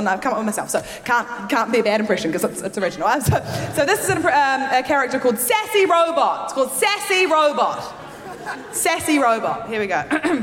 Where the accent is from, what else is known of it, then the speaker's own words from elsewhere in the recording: New Zealand; moved away as an adult; now in London, United Kingdom; I'm originally from New Zealand. I moved to London a few years ago